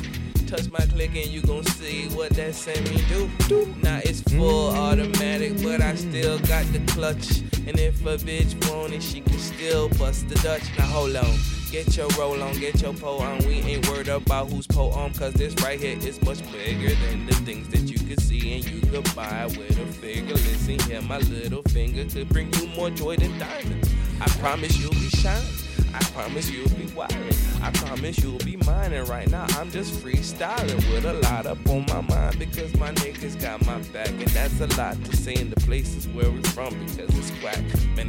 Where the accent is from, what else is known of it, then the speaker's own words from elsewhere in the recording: Jamaica; Because we're Jamaican.